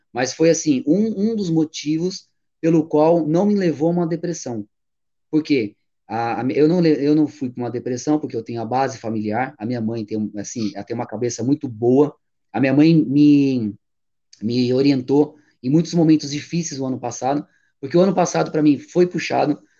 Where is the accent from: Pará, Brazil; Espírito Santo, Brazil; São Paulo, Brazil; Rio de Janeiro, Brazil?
São Paulo, Brazil; also born or lived in Boituva; eu sou paulistano, sangue puro, São, é, é, São Paulo, né? Eu sou nascido e criado em São Paulo